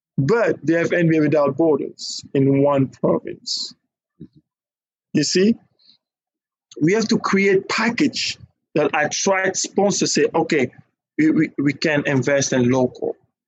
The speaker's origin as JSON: {"language": "English", "country": "Nigeria", "said": "But us, we like, now, I'm Nigerian. I'm Nigerian."}